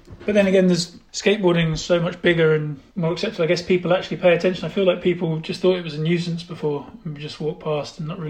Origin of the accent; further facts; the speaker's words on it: Kingston upon Thames, London, United Kingdom; So I grew up just outside London, near a place called Kingston, sort of southwest.